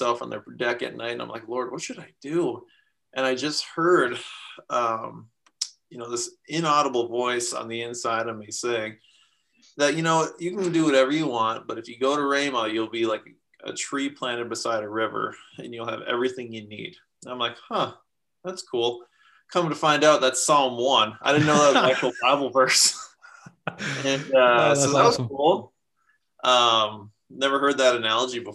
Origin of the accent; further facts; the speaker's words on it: Minnesota, United States; I'm from Minnesota in the US